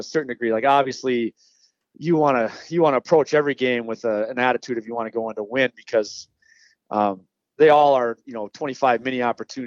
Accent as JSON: {"language": "English", "town": "Farmington", "region": "Minnesota", "country": "United States", "tie": "born or raised there", "said": "I'm born and raised in Farmington"}